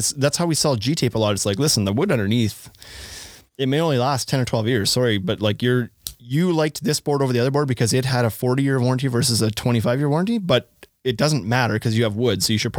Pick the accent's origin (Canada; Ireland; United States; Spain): Canada; I'm from Canada.